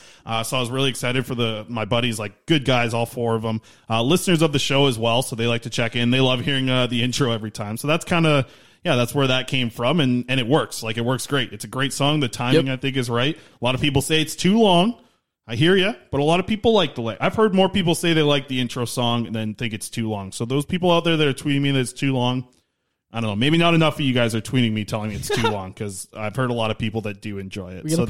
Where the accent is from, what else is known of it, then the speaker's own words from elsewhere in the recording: Nanaimo, British Columbia, Canada; That's my hometown where I grew up.